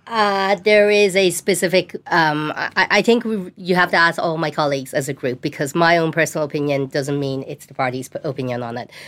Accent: Tallaght, Leinster, Ireland; I grew up in Tala, Tana

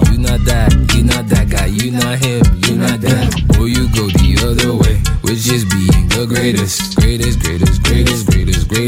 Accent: Haiti; moi je suis haïtien, I don't follow your shit. À 1804 fait des recherches, on a fucking changé le monde.

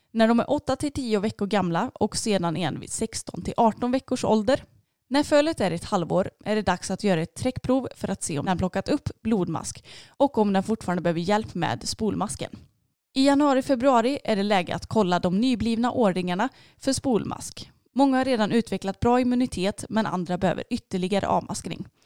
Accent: Stockholm area, Stockholm County, Sweden; moved away; jag kommer uppifrån Stockholmsområdet och eh, min familj bor fortfarande kvar där uppe

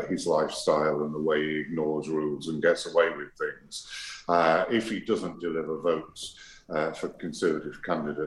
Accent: United Kingdom; I'm also British

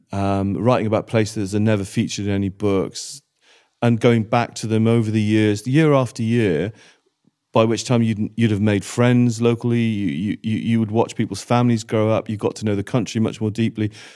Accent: Wales, United Kingdom; I grew up in Wales.

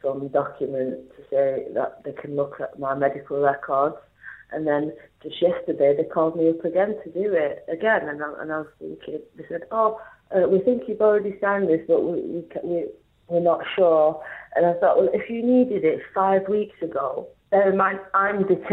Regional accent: Rochdale, North West England, United Kingdom; I'm from Manchester, North Manchester, Rochdale

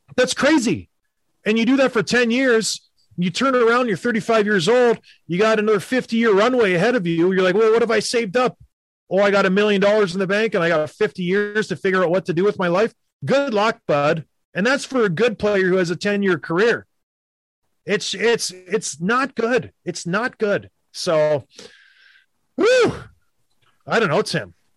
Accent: Canada; when I was growing up in Canada

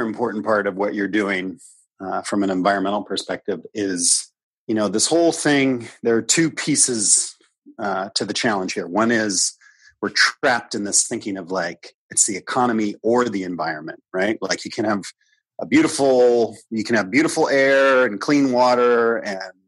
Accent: Midwest, United States; I grew up in the Midwest, so I was certainly raised eating a lot of meat.

